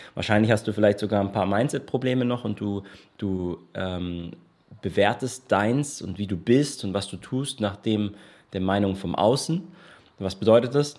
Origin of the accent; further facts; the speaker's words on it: Germany; now in Portugal; bei uns in Deutschland